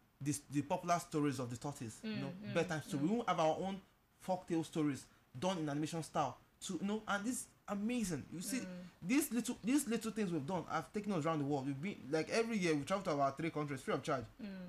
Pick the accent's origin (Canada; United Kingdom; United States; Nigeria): Nigeria; Anambra; I'm from Anambra